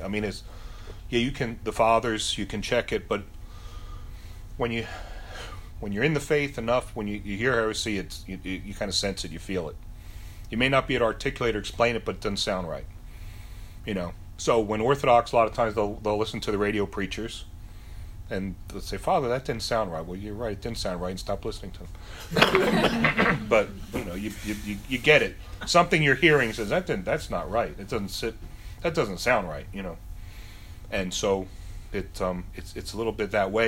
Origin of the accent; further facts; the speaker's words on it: United States; I grew up in America